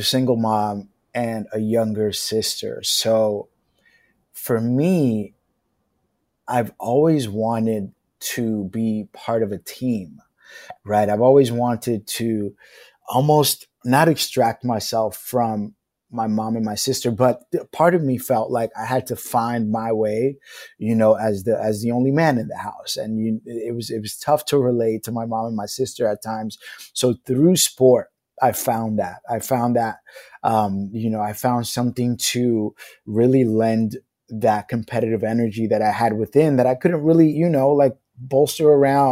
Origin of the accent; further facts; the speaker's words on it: New York City, New York, United States; growing up in low-income housing, growing up in the Bronx